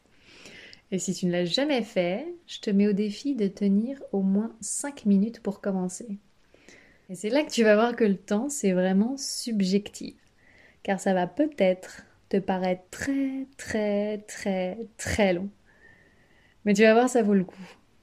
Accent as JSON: {"language": "French", "country": "France", "said": "Chez nous en France"}